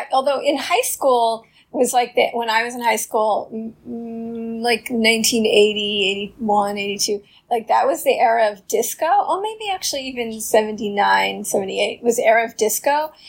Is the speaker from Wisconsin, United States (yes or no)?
no; New York City, New York, United States; I'm from Queens. My father was a New York City taxi driver. So, like, really, really New York.